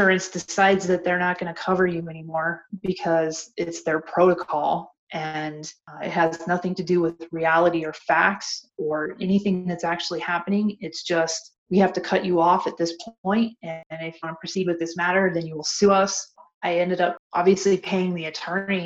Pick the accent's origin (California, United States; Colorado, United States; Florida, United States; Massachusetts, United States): Colorado, United States; Denver; I grew up in Denver, and that's where I was